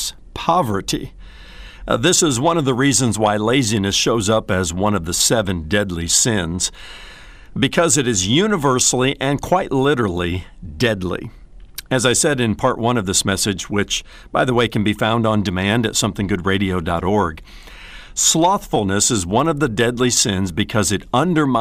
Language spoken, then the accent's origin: English; Indiana, United States; I was growing up in Indiana